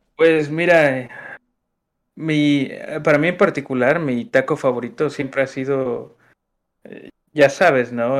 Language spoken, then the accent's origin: Spanish; Xalapa, Veracruz, Mexico; tú y yo somos de Jalapa, así es que sabemos lo que hay en Jalapa, en Veracruz